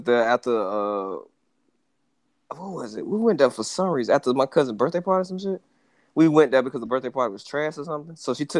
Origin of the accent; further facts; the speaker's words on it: Jacksonville, Florida, United States; Kids missed out on a lot of shit growing up in Jacksonville.